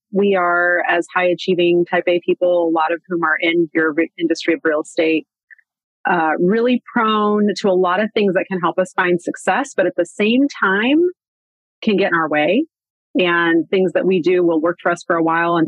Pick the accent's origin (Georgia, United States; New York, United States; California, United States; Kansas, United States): Kansas, United States; Manhattan; I grew up in Manhattan, Kansas, which is where Kansas State University is